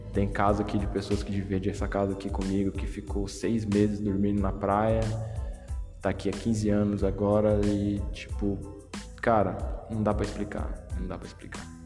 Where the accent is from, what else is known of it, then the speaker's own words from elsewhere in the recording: Brazil; moved away as an adult; now in Portugal; eu vim do Brasil no momento em que eu tinha tudo para continuar no Brasil, tinha uma casa, tinha um trabalho bom